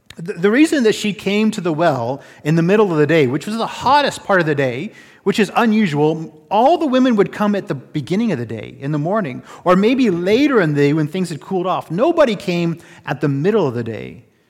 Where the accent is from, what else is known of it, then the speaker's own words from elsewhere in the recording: Florida, United States; also born or lived in California; now in Canada; I'm from Florida, and I also spend a little bit of time in California